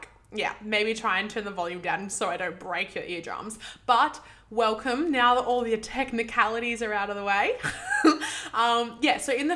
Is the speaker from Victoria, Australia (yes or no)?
no; Sydney, New South Wales, Australia; I grew up in Western Sydney